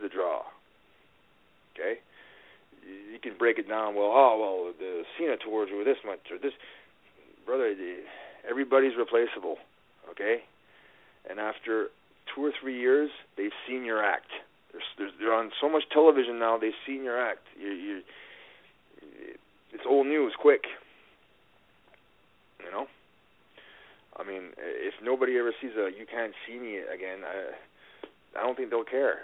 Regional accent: Canada; I'm Canadian

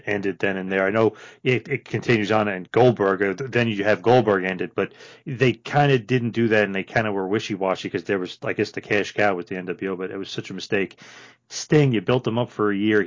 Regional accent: New Jersey, United States; I'm from New Jersey

